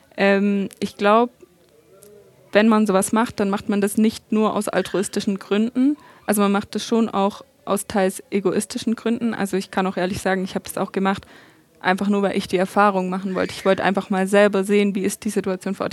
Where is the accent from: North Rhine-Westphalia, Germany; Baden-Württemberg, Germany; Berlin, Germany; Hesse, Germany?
Baden-Württemberg, Germany; Stuttgart; ich komme ja aus Stuttgart